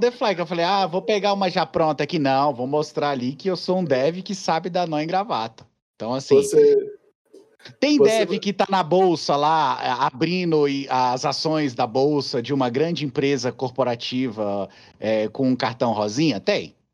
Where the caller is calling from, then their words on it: Canada; falo aqui do Canadá.